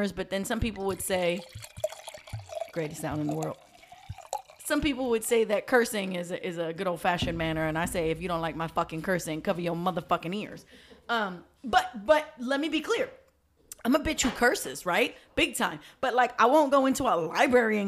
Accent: New York, United States; I'm from New York. I'm from the hood in New York

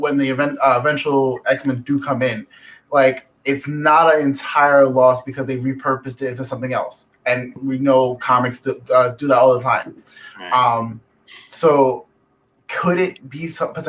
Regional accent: New York City, New York, United States; I'm from the Bronx

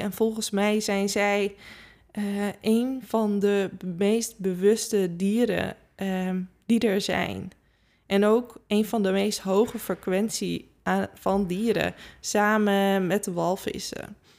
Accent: Friesland, Netherlands; ik kom zelf natuurlijk uit Friesland. We hebben altijd paarden gehad

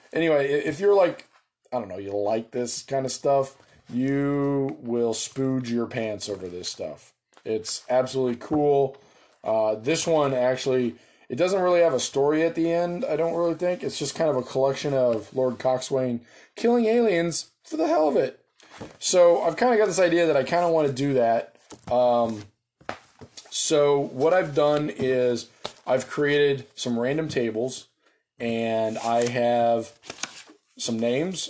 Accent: United States; I'm an American

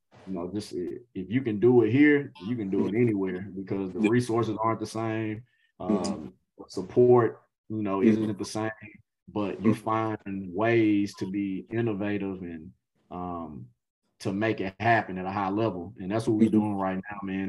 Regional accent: Nashville, Tennessee, United States; now I'm here today as an assistant coach at a Division I program in my hometown

